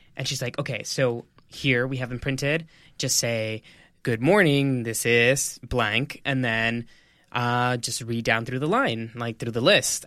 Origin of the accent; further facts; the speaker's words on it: El Paso, Texas, United States; moved away as an adult; now in New York City, United States; I'm a Mexican-American. I'm from El Paso, Texas